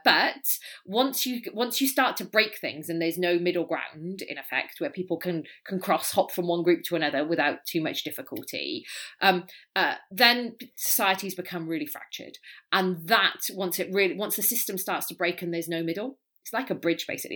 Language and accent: English; Wales, United Kingdom; now in California, United States; I'm Welsh.